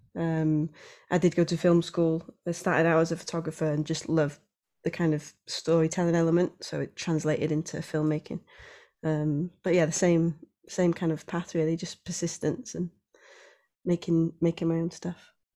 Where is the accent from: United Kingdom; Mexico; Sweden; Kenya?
United Kingdom; Wales; also born or lived in Anglesey; being Welsh